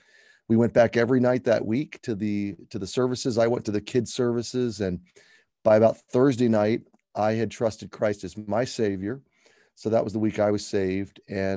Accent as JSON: {"language": "English", "town": "Atlanta", "region": "Georgia", "country": "United States", "tie": "born or raised there", "also_born_or_lived": "Baltimore, Maryland / Alabama", "said": "I was born in Baltimore, and my dad took a job change that took us to Alabama for a few years, and then ultimately to the Atlanta area"}